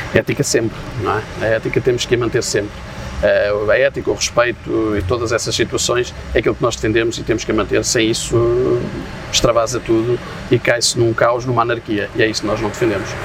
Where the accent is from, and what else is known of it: Portugal